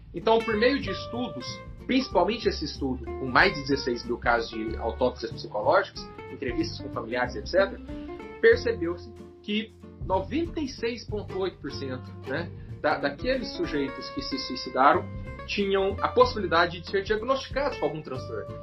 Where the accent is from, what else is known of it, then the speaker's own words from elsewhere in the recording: Minas Gerais, Brazil; Como um bom mineiro, eu vou dizer, uai, uai